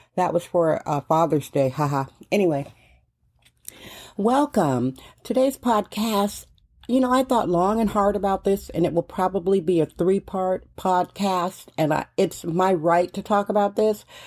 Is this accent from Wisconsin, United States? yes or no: yes; Milwaukee, Wisconsin, United States; moved away as an adult; now in San Francisco, United States; I am originally from Milwaukee, Wisconsin.